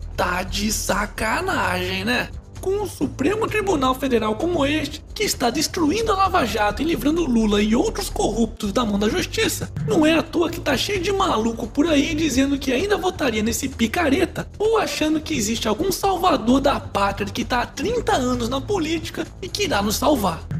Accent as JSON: {"language": "Portuguese", "town": "Boituva", "region": "São Paulo", "country": "Brazil", "said": "sou daqui de Boituva, São Paulo"}